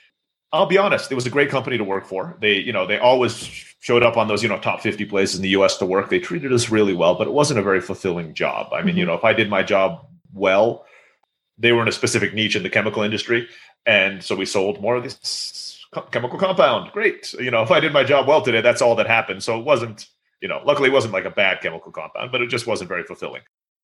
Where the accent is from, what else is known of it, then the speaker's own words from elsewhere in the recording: Istanbul, Turkey; moved away as an adult; now in Mexico; And I grew up in Istanbul, Turkey. So all my friends were Turkish and I was speaking Turkish.